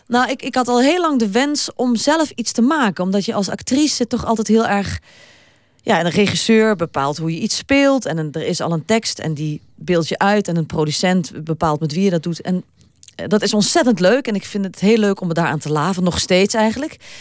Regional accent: Limburg, Netherlands; ik ben wel Limburgse

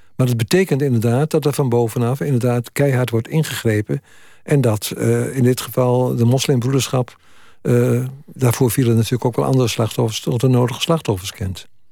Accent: Twente, Overijssel, Netherlands; moved away; ik kom uit, uit Twente

